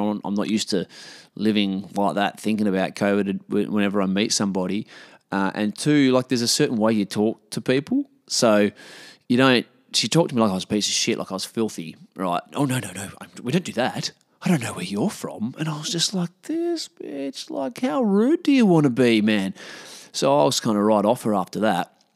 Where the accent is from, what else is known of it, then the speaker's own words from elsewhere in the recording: Australia; I'm an Australian bloke